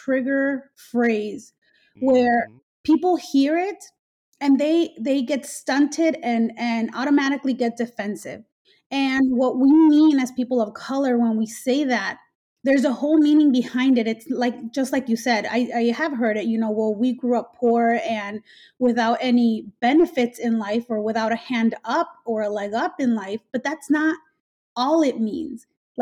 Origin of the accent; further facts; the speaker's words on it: Mexico; now in United States; I was born in Mexico. I was not born in this country.